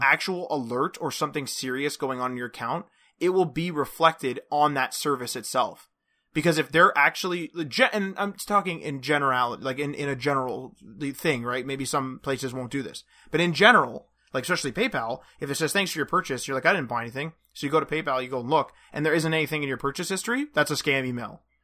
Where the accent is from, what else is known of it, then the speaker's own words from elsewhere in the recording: Canada; we're Canadian